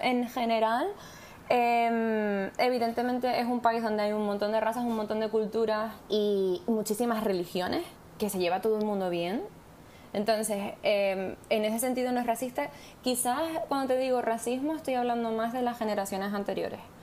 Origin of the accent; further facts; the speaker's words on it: Spain; now in South Africa; no sé si soy la española, pero desde luego soy española.